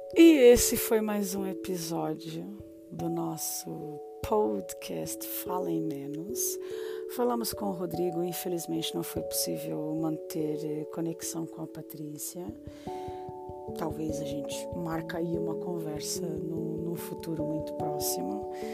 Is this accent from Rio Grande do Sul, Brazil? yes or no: no; Londrina, Paraná, Brazil; also born or lived in São Paulo, Brazil; now in Portugal; Eu, eu passei maioritariamente eh, vivendo no sul do Brasil, em Londrina, no Paraná, mas eu nasci em São Paulo e passei o meu período de pré-adolescência em São Paulo.